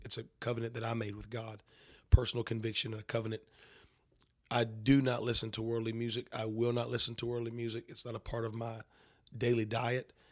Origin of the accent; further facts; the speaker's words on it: North Carolina, United States; I grew up in North Carolina